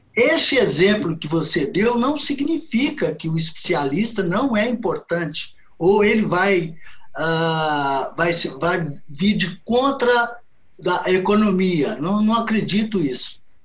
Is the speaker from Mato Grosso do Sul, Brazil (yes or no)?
no; Belo Horizonte, Minas Gerais, Brazil; eu sou de Belo Horizonte, Minas Gerais. Eu me formei aqui em Belo Horizonte em 1975